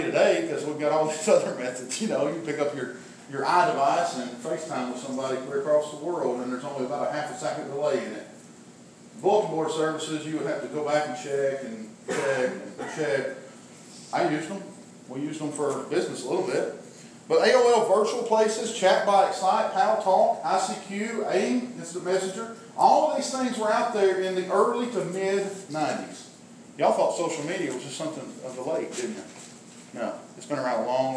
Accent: McMinnville, Tennessee, United States; also born or lived in Elkins; I grew up in McMinnville

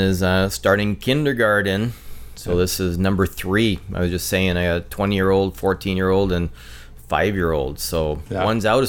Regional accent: Ottawa, Ontario, Canada; moved away as an adult; also born or lived in Regina; now in Abbotsford, Canada; Originally, I'm from Ottawa, actually Vanier, yeah, which is kind of the little hole in the middle of Ottawa.

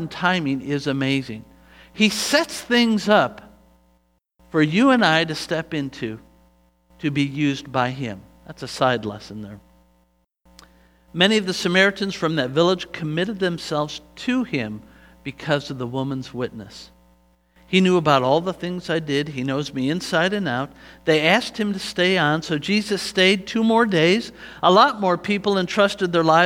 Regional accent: United States; I am from the United States of America.

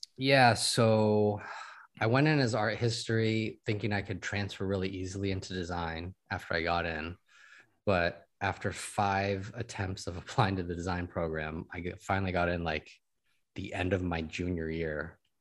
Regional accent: Sacramento, California, United States; moved away as an adult; also born or lived in Taipei; now in Los Angeles, United States; I was born and raised in Sacramento.

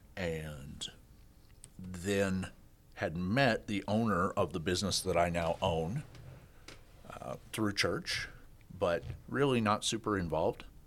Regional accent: Kansas, United States; moved away as an adult; also born or lived in Australia / Sioux Falls, South Dakota; I grew up in, I grew up in Kansas

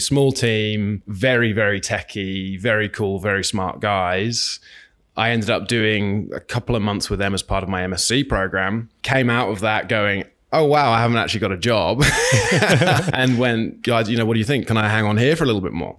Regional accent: Northampton, East Midlands, United Kingdom; Born in a little little town called Northampton in the UK, right in the middle of England

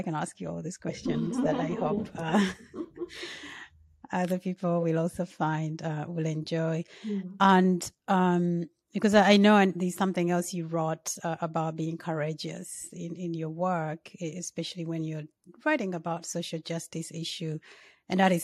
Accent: Uganda; I'm from Uganda

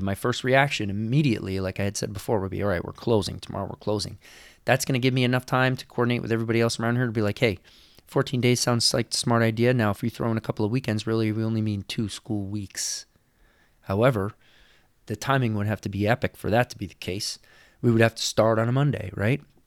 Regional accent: New York, United States; now in California, United States; I am not from California. I am from New York.

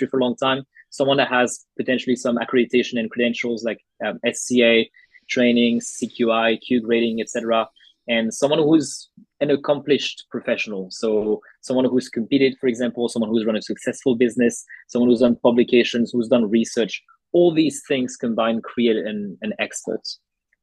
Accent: Paris, Île-de-France, France; moved away as an adult; now in Australia; I was born and raised in Paris in France, and I moved to Australia in 2016 to do my studies.

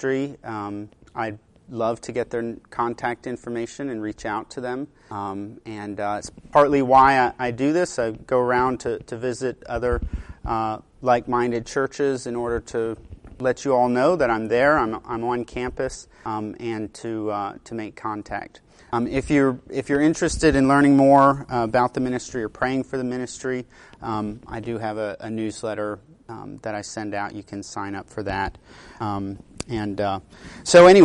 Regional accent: Pennsylvania, United States; moved away as an adult; also born or lived in Alaska / Chicago, Illinois / St. Louis, Missouri; now in West Virginia, United States; I grew up in Pennsylvania

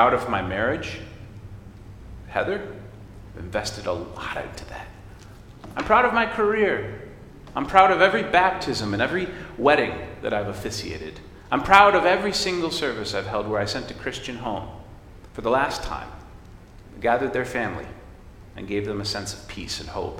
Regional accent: United States; I came out of my mom, and she was an American.

